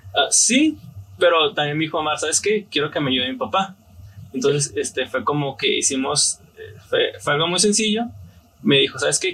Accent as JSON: {"language": "Spanish", "town": "Tijuana", "region": "Baja California", "country": "Mexico", "tie": "born or raised there", "said": "soy aquí de Tijuana. Eh, mi familia es de Guadalajara, pero soy aquí originario de Tijuana"}